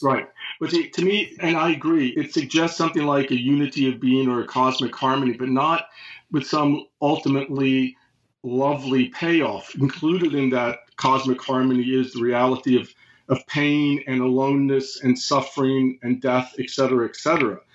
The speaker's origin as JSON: {"language": "English", "country": "United States", "said": "I read it as an American, of course, during the Cold War"}